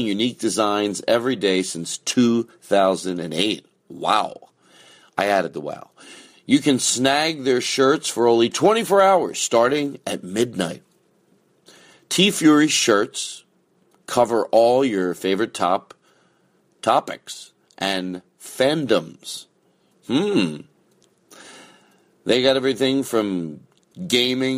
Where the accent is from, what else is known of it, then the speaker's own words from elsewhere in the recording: Philadelphia, Pennsylvania, United States; accent: Philadelphia; my Philadelphia accent